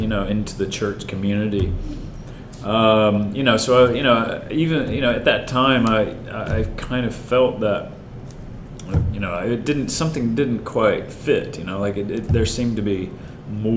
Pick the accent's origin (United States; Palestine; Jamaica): United States; Forest City, North Carolina; moved away as an adult; I grew up in North Carolina, small town. About 10,000 people, a town called Forest City, North Carolina